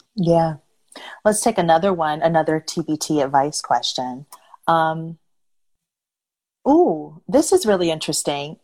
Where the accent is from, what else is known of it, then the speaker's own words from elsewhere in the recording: Detroit, Michigan, United States; now in Los Angeles, United States; my hometown, Detroit